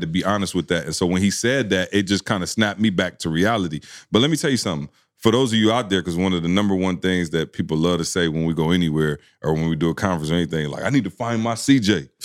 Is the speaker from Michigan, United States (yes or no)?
yes; Lansing, Michigan, United States; I'm from Lansing, Michigan